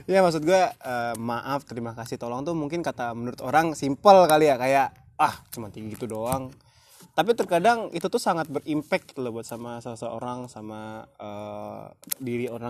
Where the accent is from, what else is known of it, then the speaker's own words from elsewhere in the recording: Bengkulu, Indonesia; gue aslinya Bengkulu tapi gue anak rantau.